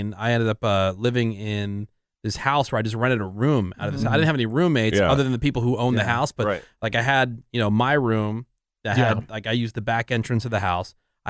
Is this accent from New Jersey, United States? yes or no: yes; New Jersey, United States; growing up in Jersey.